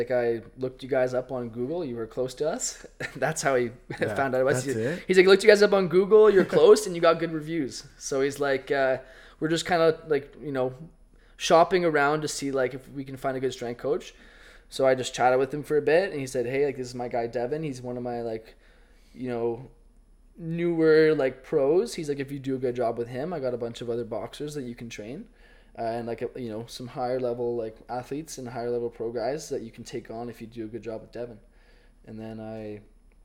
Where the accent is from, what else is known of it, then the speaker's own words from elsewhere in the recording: Ottawa, Ontario, Canada; go coach back in Ottawa and, like, go back to my hometown